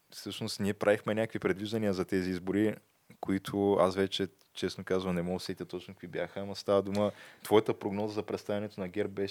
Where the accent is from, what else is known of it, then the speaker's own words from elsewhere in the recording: Shumen, Shumen Province, Bulgaria; аз като шуменец